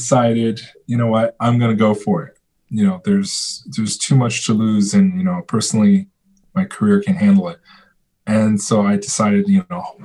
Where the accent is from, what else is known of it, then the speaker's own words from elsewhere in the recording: China; moved away; I was born in China. I have some relatives